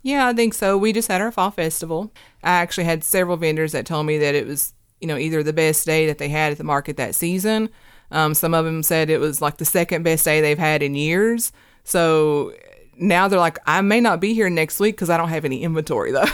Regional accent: Hurley, Virginia, United States; now in Kingsport, United States; I'm from Southwest Virginia. My hometown's in Hurley, Virginia

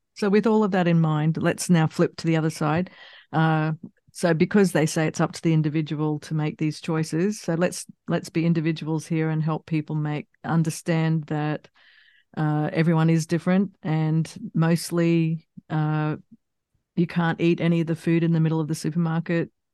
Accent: Australia; moved away; also born or lived in United States / England; I grew up in Australia

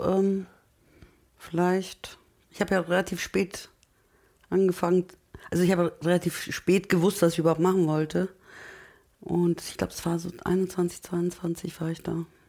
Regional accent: Munich, Bavaria, Germany; German is a second language; also born or lived in Turkey; als Münchner

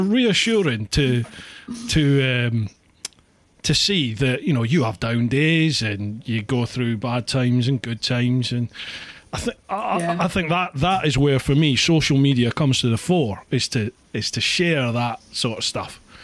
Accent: Scotland, United Kingdom; moved away; also born or lived in Peckham, London; being Scottish we roll our r's

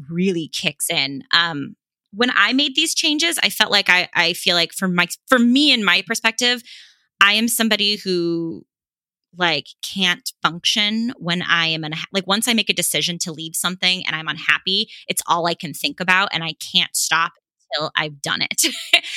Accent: Los Angeles, California, United States; I'm from Los Angeles

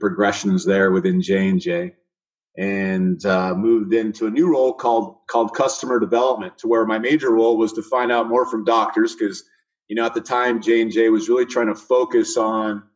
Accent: Fresno, California, United States; moved away as an adult; also born or lived in San Diego, California / Austin, Texas; now in Atlantic Beach, United States; I grew up in Central California, Fresno area

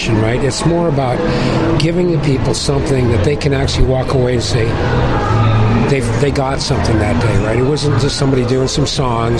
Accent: Cleveland, Ohio, United States; now in Toronto, Canada; I'm originally from Cleveland a long time ago

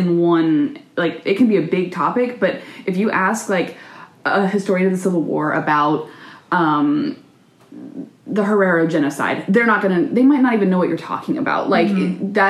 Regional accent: the South, United States; And like I said earlier, we're both from the South, and sometimes it takes new modern ideas a little longer to get to us.

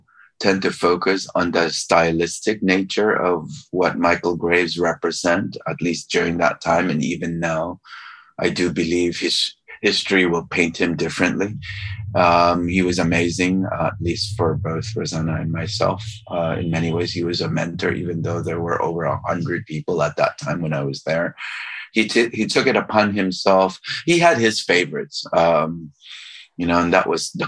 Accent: Philippines; moved away; also born or lived in California / Cambridge, Massachusetts; I was Chinese from the Philippines.

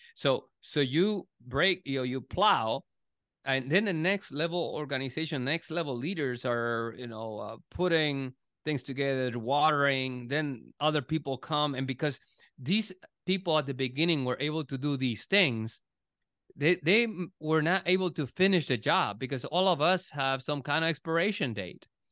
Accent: Puerto Rico; now in United States; I was born in, born and raised in Puerto Rico

